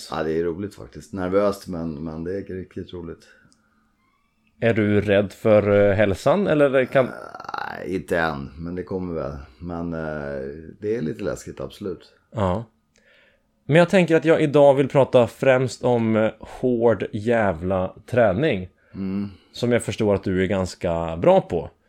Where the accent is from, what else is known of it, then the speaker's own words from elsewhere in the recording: Skogås, Stockholm County, Sweden; Skogås, söder om Stockholm.